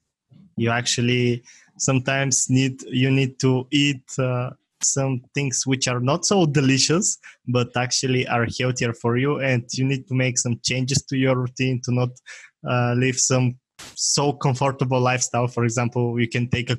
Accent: Bulgaria; English is a second language; it's a small country in Europe

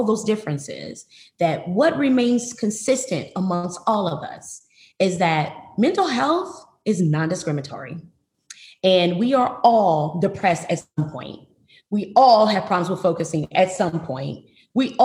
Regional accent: Flint, Michigan, United States; moved away as an adult; also born or lived in New Orleans, Louisiana / St. Louis, Missouri; now in Houston, United States; I was born and raised in Flint, Michigan

